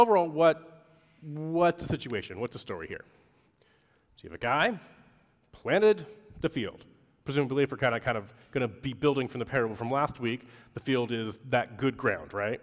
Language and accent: English; Pacific Northwest, United States; moved away; Growing up in the Pacific Northwest